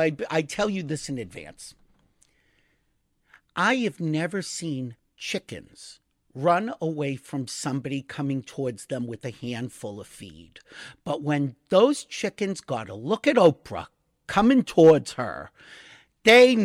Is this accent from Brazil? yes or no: no; United States; I'm an American